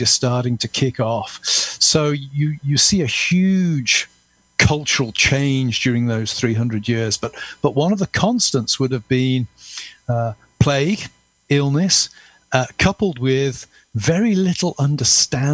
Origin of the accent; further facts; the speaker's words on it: Gloucestershire, South West England, United Kingdom; also born or lived in Dudley, England / Birmingham, England; I spent my childhood and youth in Gloucestershire. I went to school there